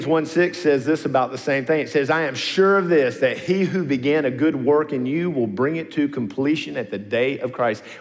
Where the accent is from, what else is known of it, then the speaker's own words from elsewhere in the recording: Nashville, Tennessee, United States; also born or lived in Smyrna, Tennessee; I'm an old Nashvilleian